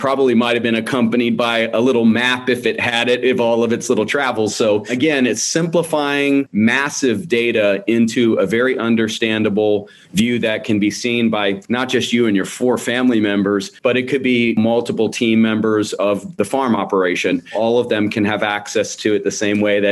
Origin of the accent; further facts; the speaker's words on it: West Palm Beach, Florida, United States; moved away as an adult; now in Gainesville, United States; native Floridian. I was born in South Florida. I was raised in the West Palm Beach area.